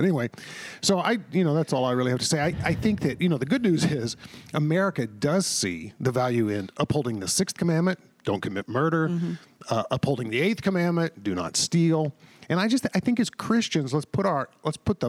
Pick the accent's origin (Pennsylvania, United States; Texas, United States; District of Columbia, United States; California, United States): Texas, United States; I grew up in the South, in Texas, and what was often described as the Bible Belt